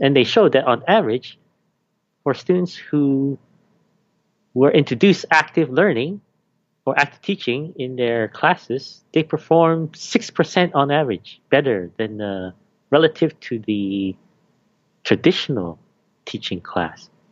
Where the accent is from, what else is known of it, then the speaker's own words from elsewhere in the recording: Canada; moved away as an adult; also born or lived in Malaysia; now in Hong Kong; I was born in Malaysia, then I grew up in Canada since I was seven